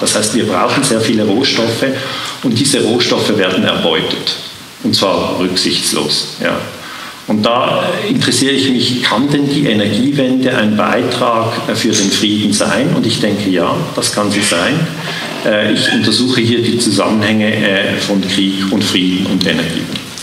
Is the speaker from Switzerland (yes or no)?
yes; Switzerland; accent: Swiss; Ich bin Schweizer. Man hört es im Akzent